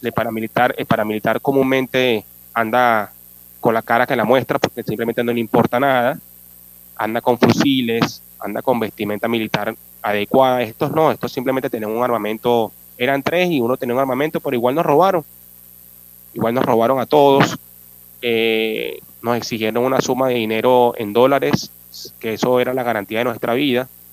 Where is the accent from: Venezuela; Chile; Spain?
Venezuela; Caracas, Capital District; moved away as an adult; Soy de nacionalidad venezolana. Vengo de Caracas